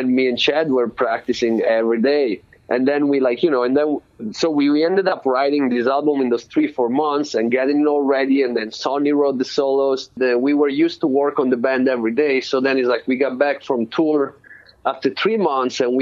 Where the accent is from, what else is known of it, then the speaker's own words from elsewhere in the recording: Florence, Tuscany, Italy; moved away as an adult; also born or lived in London; now in Oakland, United States; I was born in Florence, Italy